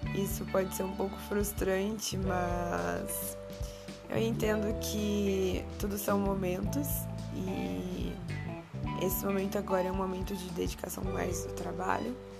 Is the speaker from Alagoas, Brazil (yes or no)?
no; Valença, Rio de Janeiro, Brazil; eu sou de Valença, que não é Vassouras. Valença é uma cidade que fica no interior do estado do Rio de Janeiro